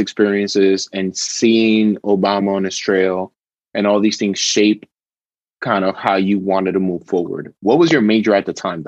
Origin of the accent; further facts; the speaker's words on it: New York City, New York, United States; me growing up in Washington Heights, going to high school in Harlem